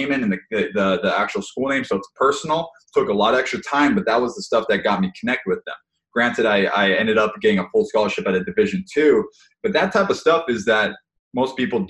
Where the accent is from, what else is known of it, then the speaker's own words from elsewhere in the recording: Hawaii, United States; moved away; I grew up in Hawaii, played sports the whole time